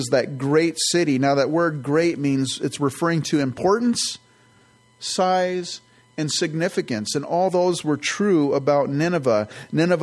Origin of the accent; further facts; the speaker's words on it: San Jose, California, United States; also born or lived in Campbell, California; I grew up in the San Francisco Bay Area and grew up in the South Bay, in San Jose, actually, Campbell, and then in San Jose